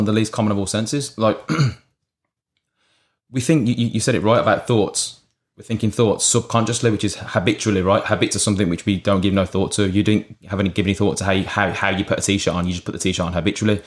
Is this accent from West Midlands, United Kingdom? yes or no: yes; Birmingham, West Midlands, United Kingdom; I'm actually from Birmingham, U K.